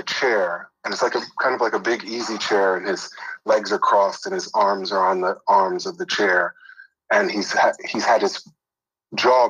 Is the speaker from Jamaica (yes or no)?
no; New York, United States; now in Los Angeles, United States; I grew up in New York